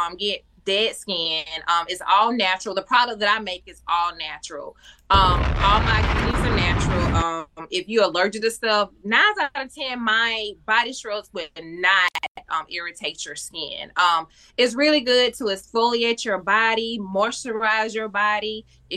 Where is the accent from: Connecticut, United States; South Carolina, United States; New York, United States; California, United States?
South Carolina, United States; Union; now in Charlotte, United States; I am from Union, South Carolina, but I've been in Charlotte, North Carolina for a lot of years now.